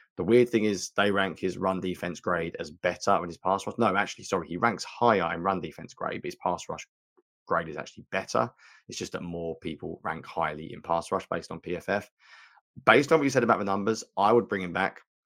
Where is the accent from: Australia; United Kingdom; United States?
United Kingdom